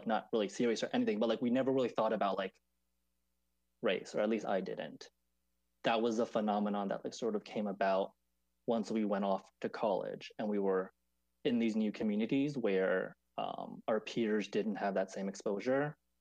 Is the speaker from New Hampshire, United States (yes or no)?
no; Maryland, United States; now in New York, United States; I'm a second generation Taiwanese American, and I grew up in Maryland, right outside of DC